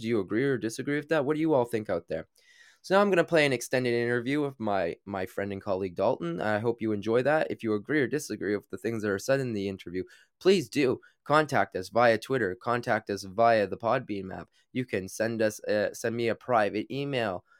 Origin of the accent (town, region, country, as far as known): Canada; born or raised there; moved away as an adult; now in London, United Kingdom